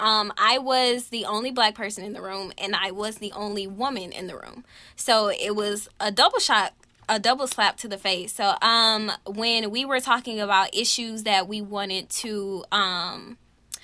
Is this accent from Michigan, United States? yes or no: no; Baton Rouge, Louisiana, United States; I'm from Baton Rouge, Louisiana. So I grew up in a black neighborhood. I grew up in the quote-unquote hood part of Sherwood in Baton Rouge